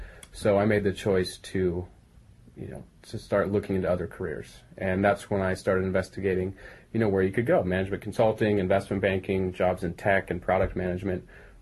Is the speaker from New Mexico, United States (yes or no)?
no; Pleasanton, California, United States; now in Redondo Beach, United States; I grew up in Northern California in the East Bay in a small town called Pleasanton.